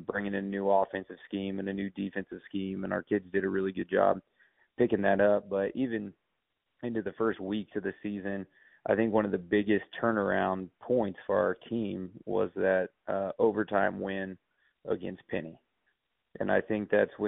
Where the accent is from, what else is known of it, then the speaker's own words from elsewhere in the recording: Kansas City, Missouri, United States; moved away as an adult; also born or lived in Springfield, Missouri; now in North Platte, United States; I'm originally from the Kansas City area. I played at Staley High School under Fred Bouchard